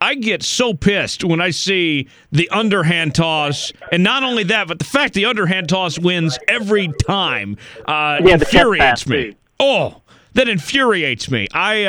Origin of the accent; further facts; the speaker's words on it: Oklahoma, United States; I grew up in Oklahoma